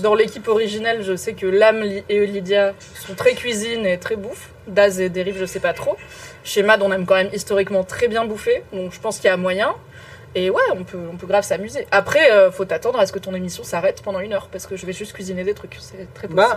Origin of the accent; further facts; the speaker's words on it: Morocco; je suis marocaine